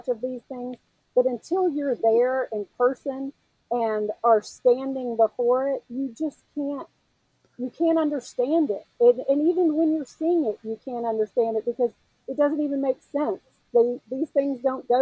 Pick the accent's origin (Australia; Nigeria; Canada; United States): United States; Memphis, Tennessee; moved away; also born or lived in South Carolina / North Carolina; as a Southeastern girl, I grew up in Memphis and I lived in South Carolina and North Carolina.